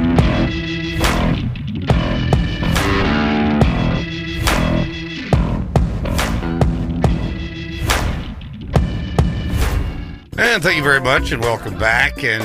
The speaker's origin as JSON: {"language": "English", "region": "West Texas", "country": "United States", "tie": "born or raised there", "said": "when I was growing up in West Texas in the 50s, 60s"}